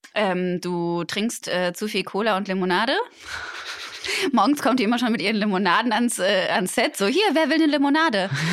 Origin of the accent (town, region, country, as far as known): Cologne, North Rhine-Westphalia, Germany; born or raised there